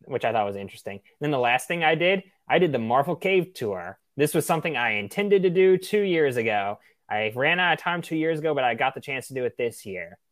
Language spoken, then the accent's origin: English; Tennessee, United States; my home state